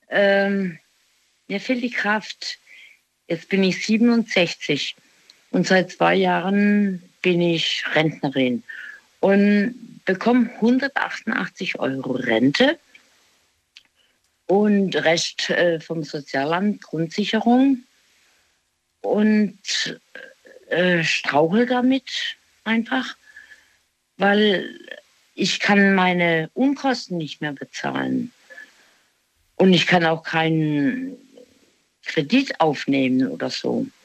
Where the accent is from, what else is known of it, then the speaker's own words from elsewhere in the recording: Baden-Württemberg, Germany; ich bin sehr früh los äh, aus dem Ortenaukreis Aachen, Ich mein Heimatort.